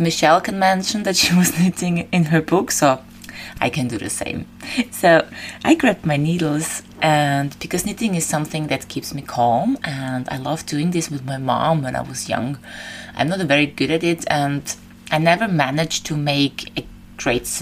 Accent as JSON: {"language": "English", "region": "Vienna", "country": "Austria", "tie": "born or raised there", "moved": "as an adult", "lives_now": "Crete, Greece", "said": "I left my hometown Vienna and I moved to Crete"}